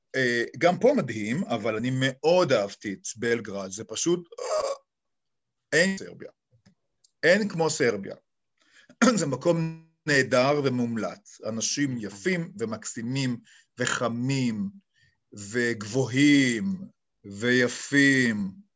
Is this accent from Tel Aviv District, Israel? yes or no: no; Ra'anana, Central District, Israel; moved away as an adult; also born or lived in Kfar Saba / Serbia; אני נולדתי בישראל. ופיזית בכפר סבא, אבל בעצם ילדותי הייתה ברעננה